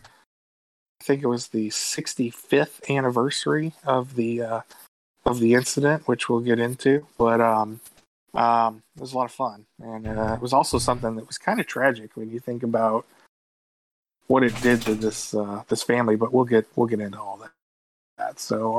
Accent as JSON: {"language": "English", "town": "Louisville", "region": "Kentucky", "country": "United States", "tie": "born or raised there", "also_born_or_lived": "Bowling Green, Kentucky", "said": "I live up in the northern part of Kentucky, and I was born and raised in Louisville"}